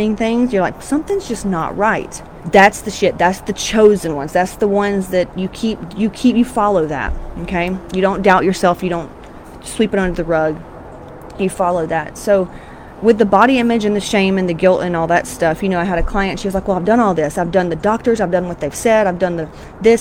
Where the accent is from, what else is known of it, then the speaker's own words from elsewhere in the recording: Georgia, United States; I'm from Georgia, Southern Baptist, fire and brimstone.